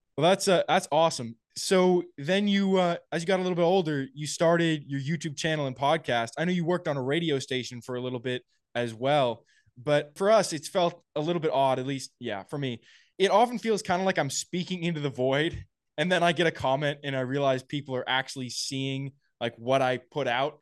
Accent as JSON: {"language": "English", "town": "Napa", "region": "California", "country": "United States", "tie": "born or raised there", "said": "I was a bulkhead at a, a challenger in my hometown in Napa"}